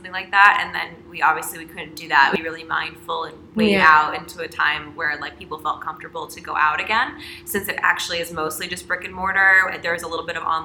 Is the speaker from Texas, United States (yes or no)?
yes; Dallas, Texas, United States; also born or lived in Louisiana / New Orleans / New York; growing up in Dallas and then also in Louisiana